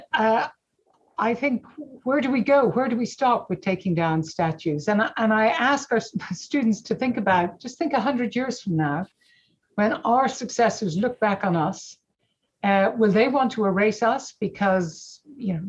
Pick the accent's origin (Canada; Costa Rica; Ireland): Ireland; moved away as an adult; also born or lived in California, United States; now in Oxford, United Kingdom; growing up in Ireland